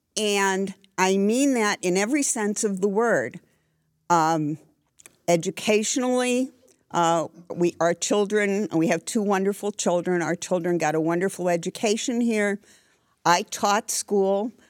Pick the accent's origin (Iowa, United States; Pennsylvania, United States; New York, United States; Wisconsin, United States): Pennsylvania, United States; Scranton; moved away as an adult; now in Danville, United States; I grew up in Scranton and moved to Danville